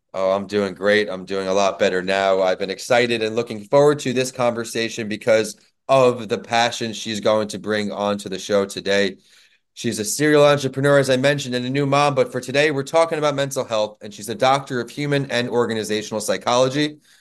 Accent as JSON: {"language": "English", "region": "New York", "country": "United States", "tie": "born or raised there", "moved": "yes", "said": "my home state, New York"}